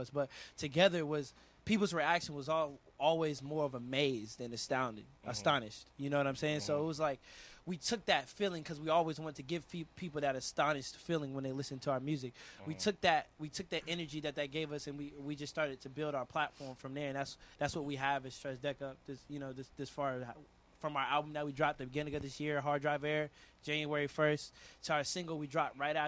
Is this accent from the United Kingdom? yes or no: no; Atlanta, Georgia, United States; I'm from Atlanta, Georgia.